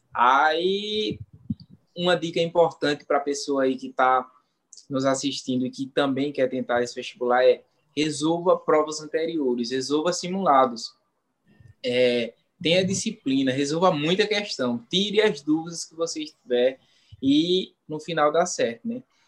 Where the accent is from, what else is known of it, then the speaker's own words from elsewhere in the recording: Ribeirão, Pernambuco, Brazil; Eu sou do é, natural do Engenho Santa Cruz 2, que é zona rural de uma cidade do interior de Pernambuco chamada Ribeirão